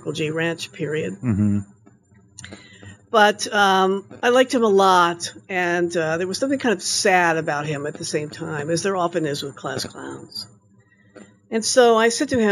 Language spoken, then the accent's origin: English; Louisville, Kentucky, United States; I'm from Louisville